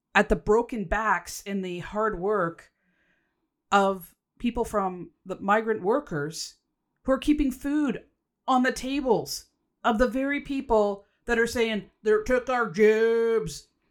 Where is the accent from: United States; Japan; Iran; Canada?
Canada; So, yes, I'm Canadian